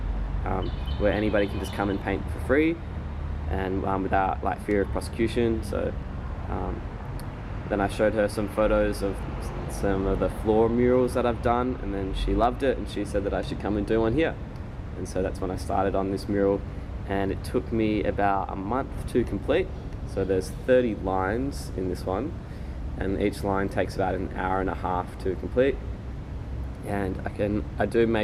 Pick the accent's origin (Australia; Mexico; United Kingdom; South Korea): Australia; Derby, Western Australia; I was born in Derby in Western Australia